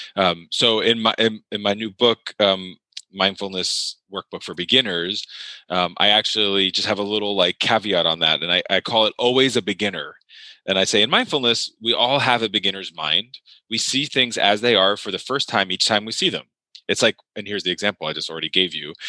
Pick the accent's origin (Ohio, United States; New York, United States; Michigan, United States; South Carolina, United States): New York, United States; I grew up in New York